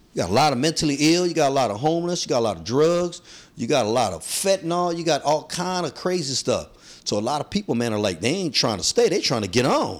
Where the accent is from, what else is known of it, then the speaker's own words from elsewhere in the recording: San Francisco, California, United States; I'm, I'm from Soma and I'm Filipino.